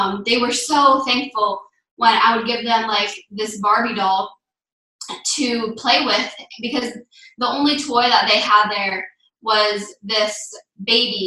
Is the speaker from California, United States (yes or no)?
no; Wellington, Florida, United States; I'm 11 years old, and I'm from Wellington, Florida.